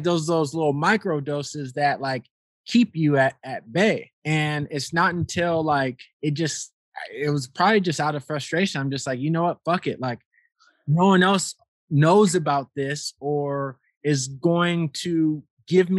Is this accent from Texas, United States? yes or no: no; Rialto, California, United States; moved away as an adult; also born or lived in Las Vegas, Nevada; I'm born and raised in Rialto, California, actually where I'm at now, at my parents' place